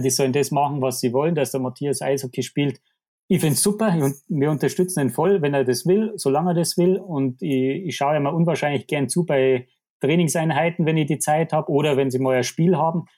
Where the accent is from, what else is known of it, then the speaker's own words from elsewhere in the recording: Krün, Bavaria, Germany; ich bin aus Grün, äh, heißt der Ort, wie ich, wie ich vorher schon gesagt habe, da bin ich aufgewachsen, da lebe ich.